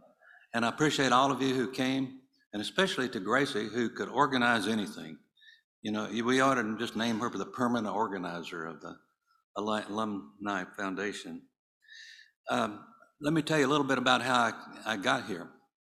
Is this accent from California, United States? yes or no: no; North Carolina, United States; moved away as an adult; also born or lived in Waco, Texas / Houston, Texas; I went to work at the Ridgecrest Baptist Assembly, which was near my hometown in North Carolina